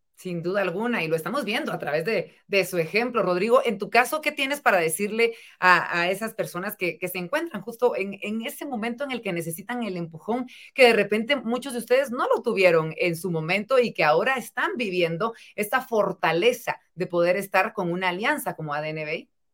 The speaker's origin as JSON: {"language": "Spanish", "country": "Guatemala", "said": "como sociedad guatemalteca"}